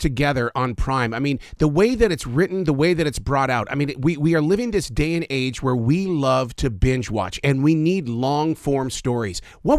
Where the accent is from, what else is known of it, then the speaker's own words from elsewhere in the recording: Billings, Montana, United States; also born or lived in Sheridan, Wyoming; I grew up in Billings, Montana, but I was born in Sheridan, Wyoming, so I got both of those states inside my soul.